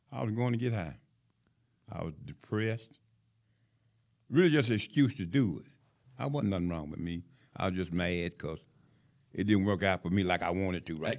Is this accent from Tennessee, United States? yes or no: yes; Knoxville, Tennessee, United States; now in Huntsville, United States; I was born in Knoxville, Tennessee